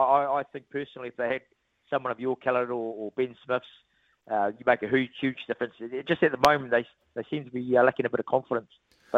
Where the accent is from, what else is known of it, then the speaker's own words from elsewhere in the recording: Hawke's Bay, New Zealand; I really enjoyed my time in Dunedin. Obviously, I'm from Hawke's Bay, but got a special affinity with the place